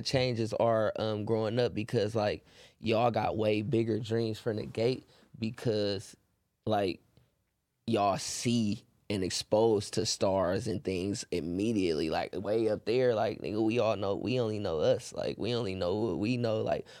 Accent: Oakland, California, United States; I grew up in the North. You feel me? Like in the North, we more so like it's a smaller part of Oakland.

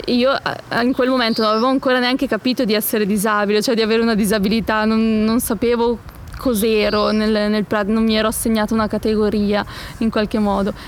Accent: Palazzolo sull'Oglio, Lombardy, Italy; Siamo arrivati nel mio paese, a Palazzolo sull'Oglio

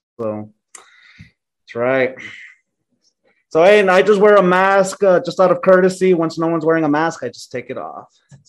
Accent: El Paso, Texas, United States; I'm at the armpit of Texas, what some call. I'm in El Paso, but it's my hometown, so I love it.

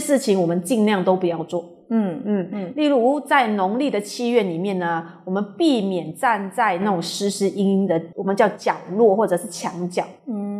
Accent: Taiwan; moved away; 我小时候是在台湾长大的

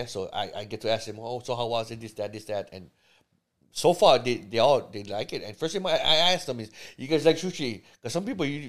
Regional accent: Honolulu, Hawaii, United States; I was born and raised in Honolulu

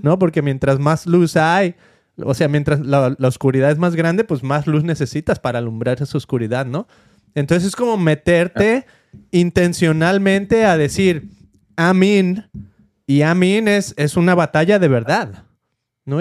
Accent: Mexico; moved away as an adult; now in United States; yo siempre me vine desde México

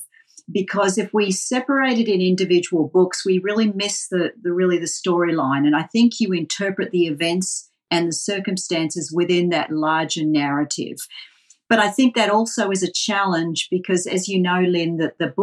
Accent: Melbourne, Victoria, Australia; accent: Australian; now in Boston, United States; I came from Melbourne, which unfortunately you'll hear very quickly from Australian accent

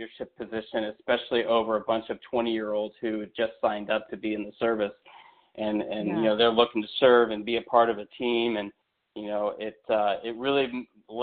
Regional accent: Ohio, United States; moved away as an adult; I grew up in Ohio, born and raised Buckeye, in the Buckeye State

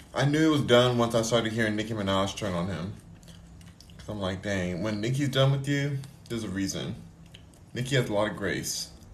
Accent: Los Angeles, California, United States; I was born

